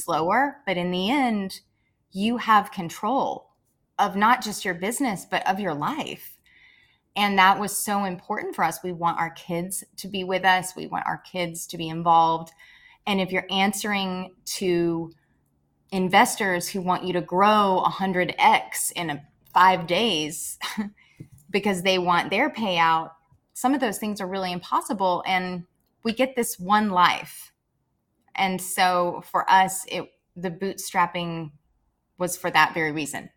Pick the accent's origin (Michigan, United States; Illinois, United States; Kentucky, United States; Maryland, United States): Kentucky, United States; Murray; I grew up in Murray, Kentucky